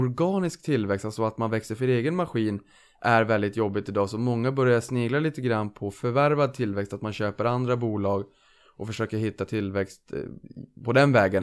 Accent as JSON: {"language": "Swedish", "region": "Norrland", "country": "Sweden", "moved": "yes", "lives_now": "Lidingö, Sweden", "said": "jag är norrlänning"}